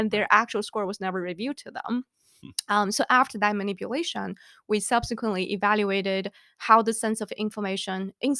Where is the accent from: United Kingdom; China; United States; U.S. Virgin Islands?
China; moved away as an adult; Back then, I came from China, 2003, know nothing about risk communication.